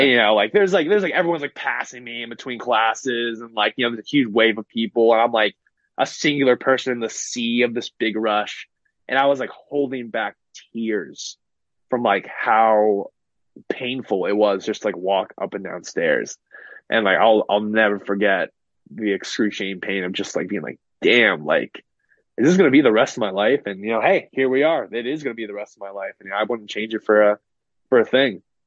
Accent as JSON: {"language": "English", "town": "San Francisco", "region": "California", "country": "United States", "tie": "born or raised there", "said": "I grew up in San Francisco. I grew up in the Bay Area"}